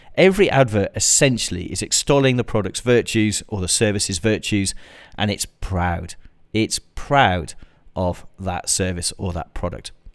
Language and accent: English; United Kingdom; like me, you're British